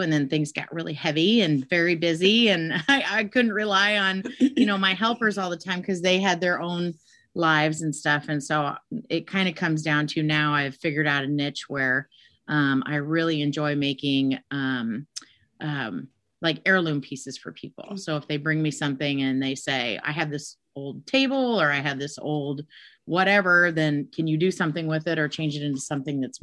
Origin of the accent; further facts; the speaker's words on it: Des Moines, Iowa, United States; I am born and raised in Des Moines, Iowa